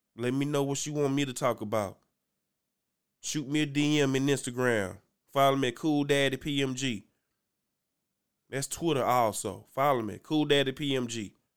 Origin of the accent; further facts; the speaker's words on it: Louisiana, United States; I'm from Louisiana